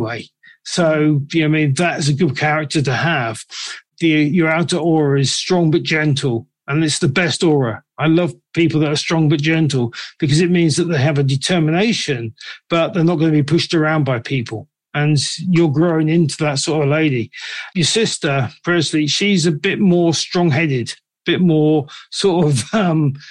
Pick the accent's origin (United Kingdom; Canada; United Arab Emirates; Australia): United Kingdom; England; I'm from England